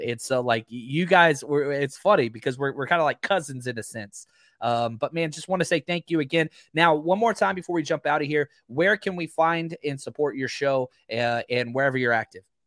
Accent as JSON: {"language": "English", "region": "Texas", "country": "United States", "said": "I'm from Texas"}